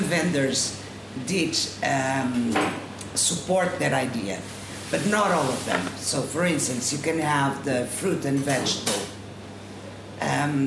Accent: Lisbon, Portugal; English is a second language; also born or lived in Serra da Estrela; I'm from Lisbon

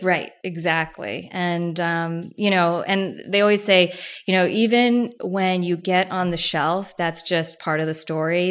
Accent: New Jersey, United States; I grew up in Jersey

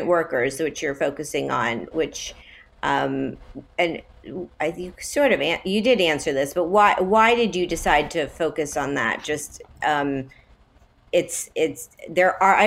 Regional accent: Miami, Florida, United States; it's my hometown

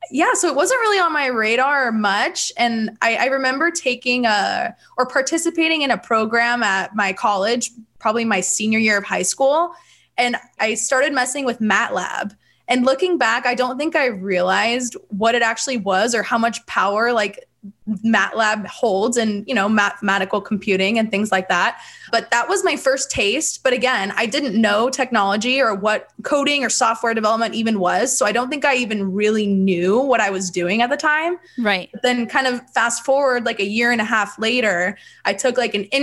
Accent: Bakersfield, California, United States; born and raised in Bakersfield, California. So midtown girl

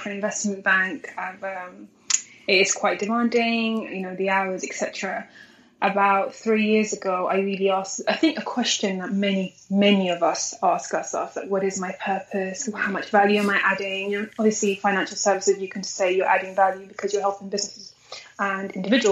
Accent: London, United Kingdom; also born or lived in Eritrea / Sudan; I grew up in London, so I grew up here for about 21 years now, actually. So my entire life, my education and everything is actually here in London.

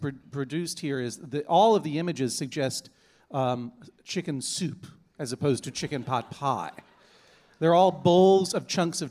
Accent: Boston, Massachusetts, United States; Boston Globe, my hometown newspaper.

